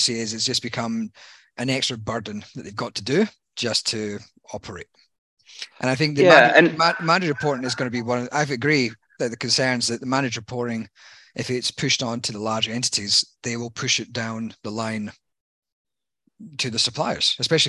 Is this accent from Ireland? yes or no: yes; Ireland; now in Australia; When I came from Ireland, I was following the lucky charms.